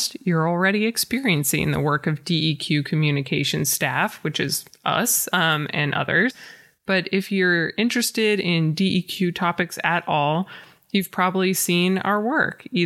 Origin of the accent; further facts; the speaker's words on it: Portland, Oregon, United States; also born or lived in San Diego / Sandy, Oregon / Eugene, Oregon; I grew up in Portland